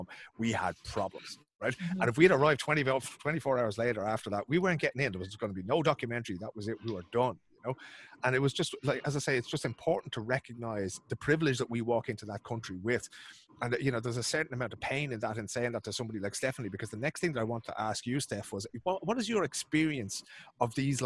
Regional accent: Ireland; as white Irish people going over there and waving that passport

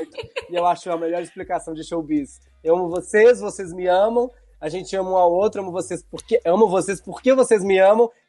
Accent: Belo Horizonte, Minas Gerais, Brazil; Eu sou de Belo Horizonte e sou de bairro, de um bairro muito tradicional lá, chamado Barroca.

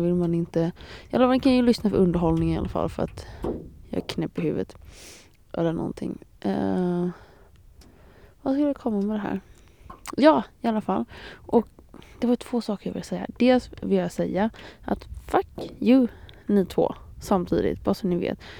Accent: Småland, Sweden; jag är ju smålänning

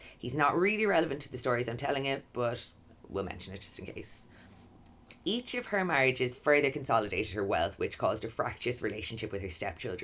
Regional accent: Kilkenny, County Kilkenny, Ireland; Kilkenny, my hometown

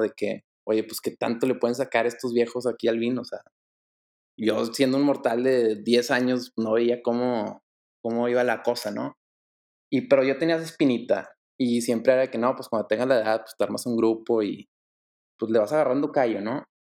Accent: Monterrey, Nuevo León, Mexico; Yo soy, soy aquí originario de Monterrey, crecí en Monterrey, he vivido toda mi vida en Monterrey.

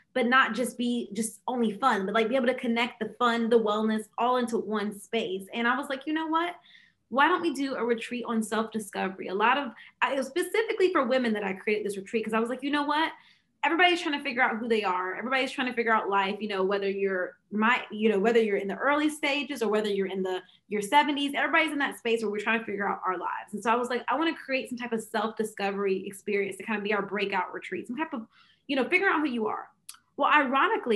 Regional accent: Fayetteville, United States; back in my hometown, Fayetteville.

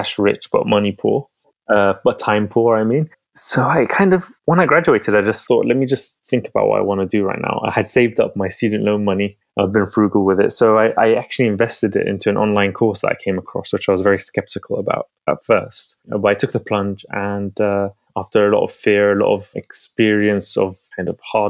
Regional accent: London, United Kingdom; also born or lived in Baghdad, Iraq; So I came to London when I was 3 years old. I was born in Baghdad. I came with my family.

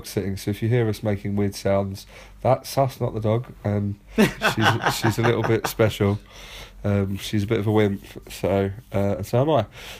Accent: London, United Kingdom; We are both based in South London, born and raised in South London

